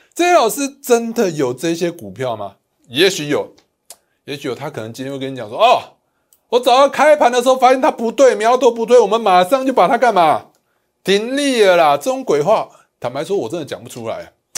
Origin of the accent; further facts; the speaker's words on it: Taiwan; 我们台湾人